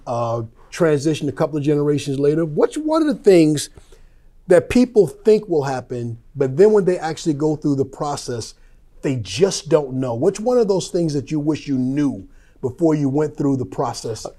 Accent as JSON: {"language": "English", "town": "Wyandanch", "region": "New York", "country": "United States", "tie": "born or raised there", "also_born_or_lived": "Chicago", "moved": "yes", "said": "I grew up in Wyandanch"}